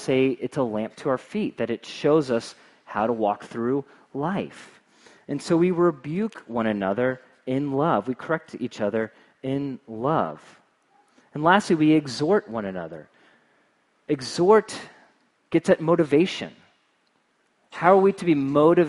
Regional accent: Cincinnati, Ohio, United States; moved away; I'm from Cincinnati

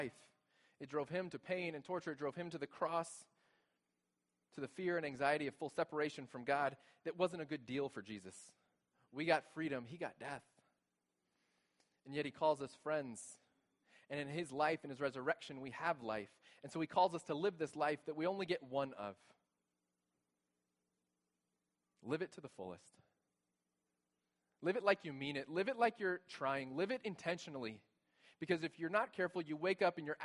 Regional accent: Texas, United States; moved away as an adult; now in Grand Rapids, United States; we're new here. We're from Texas, and this is new to us.

